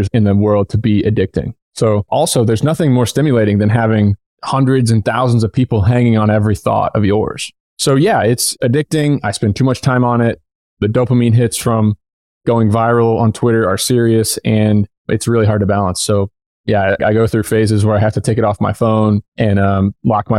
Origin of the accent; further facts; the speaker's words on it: Southern Indiana, United States; moved away as an adult; also born or lived in upstate New York; I grew up in Southern Indiana.